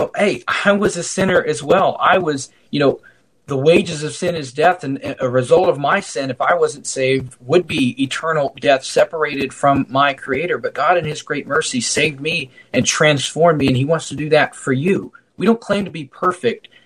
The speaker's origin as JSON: {"language": "English", "country": "United States", "said": "as an American"}